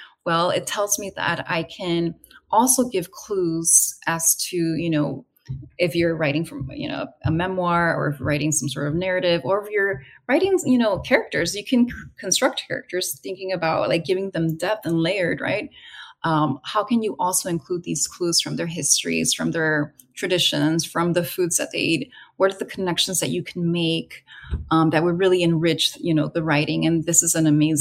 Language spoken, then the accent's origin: English; California, United States; my own experiences growing up, taking that road trip, almost the exact same route from California down to the central west coast of Mexico